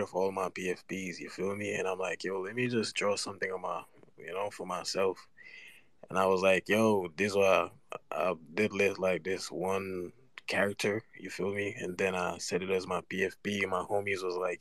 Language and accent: English; Jamaica; I'm from Jamaica, bro. I'm just a little trench kid